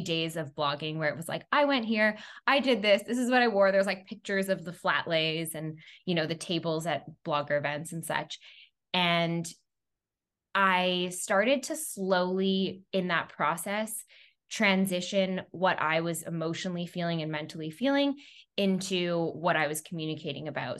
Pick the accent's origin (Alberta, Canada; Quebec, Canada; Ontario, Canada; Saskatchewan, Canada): Quebec, Canada; Montreal; also born or lived in New York; I'm originally from Montreal, Canada